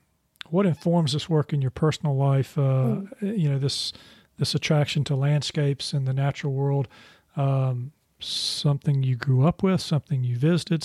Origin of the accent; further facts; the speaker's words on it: Charlotte, North Carolina, United States; I grew up in Charlotte